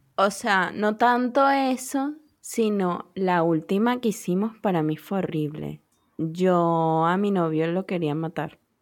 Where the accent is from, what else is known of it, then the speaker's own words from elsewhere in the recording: Venezuela; moved away; also born or lived in United States; me vine de Estados Unidos, o sea, como yo solita, y, regresé a Venezuela.